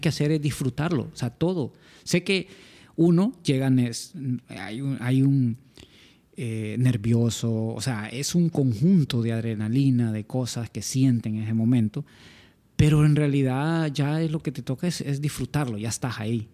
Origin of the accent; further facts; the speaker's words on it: San Pedro Sula, Cortés, Honduras; somos de San Pedro Sula.